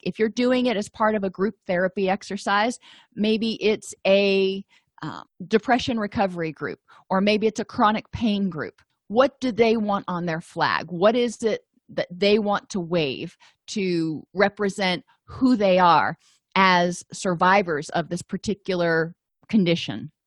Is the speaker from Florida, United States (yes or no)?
yes; Florida, United States; I grew up in Florida